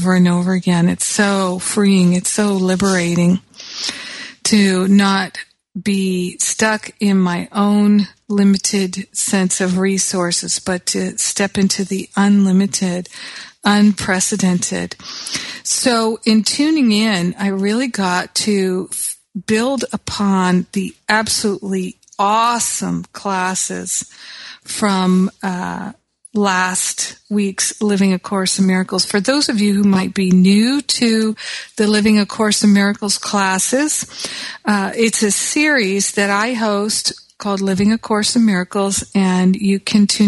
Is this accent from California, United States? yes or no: yes; Los Angeles, California, United States; in my hometown of Los Angeles